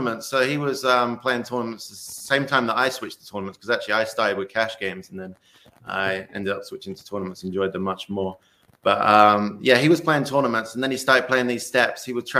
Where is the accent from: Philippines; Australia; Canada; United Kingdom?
United Kingdom; England; now in United States; I was at university in England. That's where I'm originally from. Obviously, my accent still a little bit, but it's gone a bit being in the US for a while.